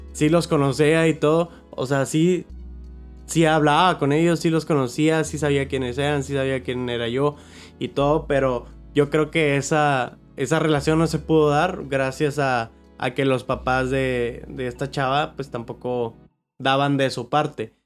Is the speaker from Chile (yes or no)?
no; Monterrey, Nuevo León, Mexico; Somos de Monterrey